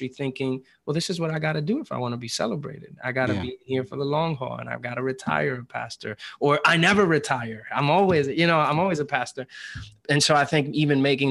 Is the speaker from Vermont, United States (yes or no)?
no; New York City, New York, United States; moved away as an adult; now in Atlanta, United States; I'm still a New Yorker through and through